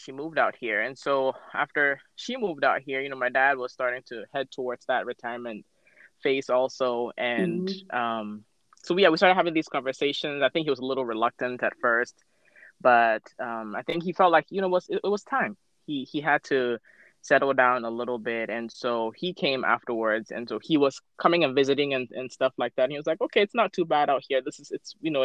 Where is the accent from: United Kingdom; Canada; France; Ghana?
Ghana; moved away as an adult; also born or lived in North Carolina, United States / Pennsylvania, United States; now in Tacoma, United States; I am an immigrant from Ghana. So born and raised in Ghana, and I moved to the U.S. for college. I was the ripe age of 18